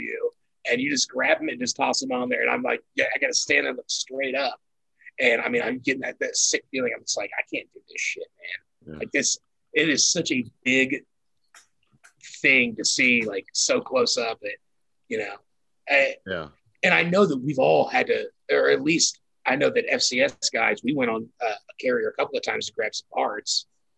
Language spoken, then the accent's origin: English; Kansas, United States; I'm from Kansas